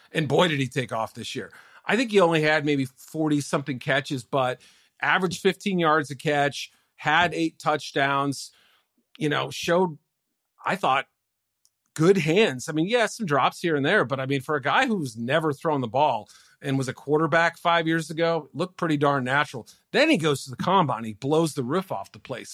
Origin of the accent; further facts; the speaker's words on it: Andover, Massachusetts, United States; Andover, Mass, my hometown